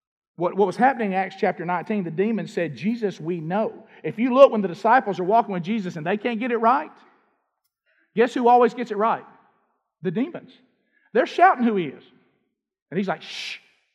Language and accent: English; Alabama, United States; because I'm from Alabama.